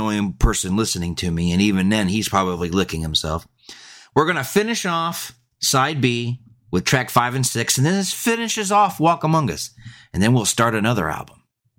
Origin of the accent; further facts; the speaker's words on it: Birmingham, West Midlands, United Kingdom; Yeah, I'm from Birmingham.